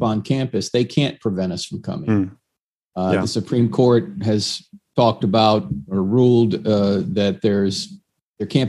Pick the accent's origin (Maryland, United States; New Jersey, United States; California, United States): New Jersey, United States; I always believed in God growing up. In fact, I went to Catholic high school because I'm from New Jersey